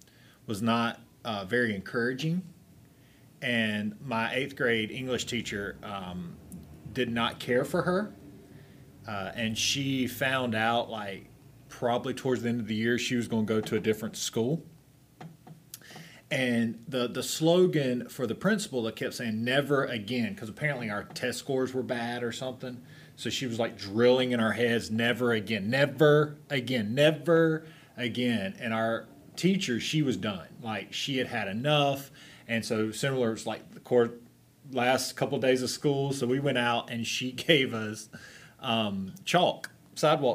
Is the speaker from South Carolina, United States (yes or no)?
yes; South Carolina, United States; I'm from South Carolina